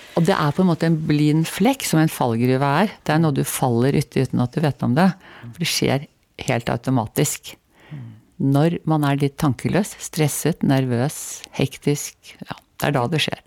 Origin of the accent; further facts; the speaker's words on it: Oslo, Norway; Jeg vokste opp eh, helt i Eh, kjernen, altså på grensen til Nordmarka. Og det, der var det en slalåmbakke som er nedlagt nå, som heter Rødkleiva